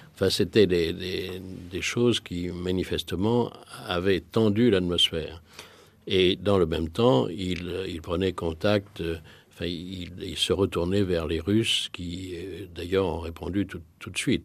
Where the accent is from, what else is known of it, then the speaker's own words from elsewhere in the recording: France; en tant que Français